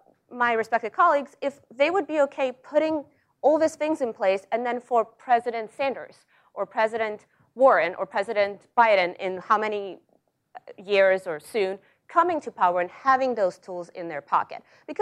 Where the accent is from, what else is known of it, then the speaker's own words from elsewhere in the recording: Russia; English is a second language; moved away as an adult; now in United States; sorry, that's my accent. Which, by the way, comes because I was born and I grew up in Russia, and I went to college in Russia